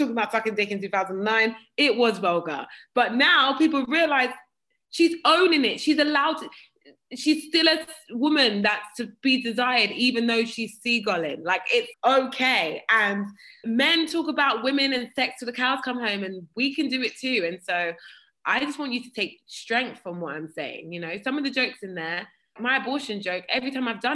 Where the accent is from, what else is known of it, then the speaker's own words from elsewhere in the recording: Croydon, London, United Kingdom; I'm from Croydon. I'm from Fortinneath, Croydon.